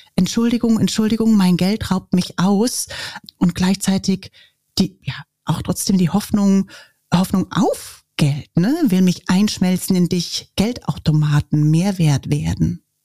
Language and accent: German; Germany; ich als Deutsche